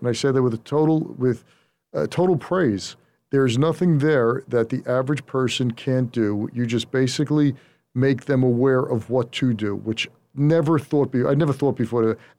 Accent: New York, United States; they know by the way I just carry myself that I'm from New York.

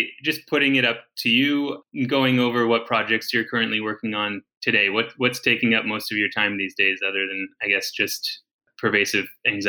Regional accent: Vancouver, British Columbia, Canada; Yeah, I'm from Vancouver too.

